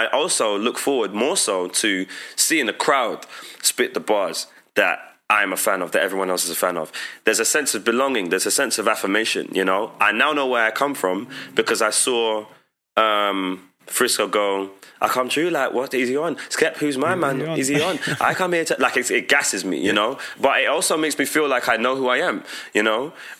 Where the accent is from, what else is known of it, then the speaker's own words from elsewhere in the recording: Dominica; Like, I frequently went to Dominica, and the beauty of that was that I saw the cool in my home country.